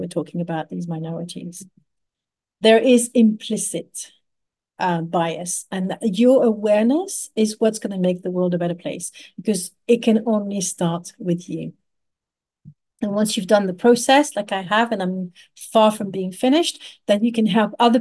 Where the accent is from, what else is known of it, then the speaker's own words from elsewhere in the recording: Paris, Île-de-France, France; I grew up in Paris